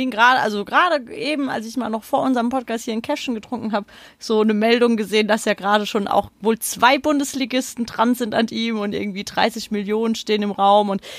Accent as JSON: {"language": "German", "town": "Frankfurt", "region": "Hesse", "country": "Germany", "said": "man ist ja als Frankfurter gern auch Pessimist und malt einen Teufel an die Wand."}